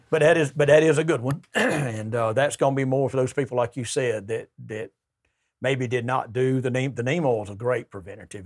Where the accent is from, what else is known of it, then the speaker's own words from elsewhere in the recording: Troy, Alabama, United States; I'm from Troy.